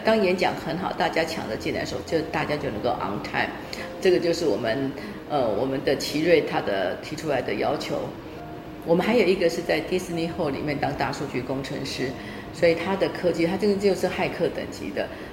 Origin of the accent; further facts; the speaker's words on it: Zhongli, Taoyuan, Taiwan; moved away as an adult; also born or lived in Tainan, Taiwan / Taichung, Taiwan / United States; 我是在台南出生，呃，小时候都在台南混大的。那中，呃，七岁的时候到中立去读小学一年级。中立是个有很，五个族裔相处的地方